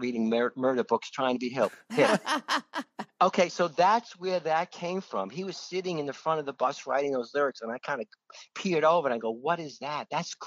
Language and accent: English; New York City, New York, United States; I was born in Manhattan. I was raised on the Lower East Side